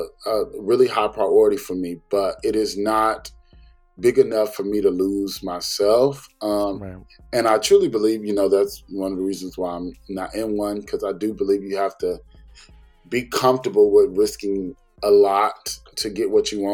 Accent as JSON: {"language": "English", "region": "the South", "country": "United States", "said": "I'm from the South and we go to places and we do things"}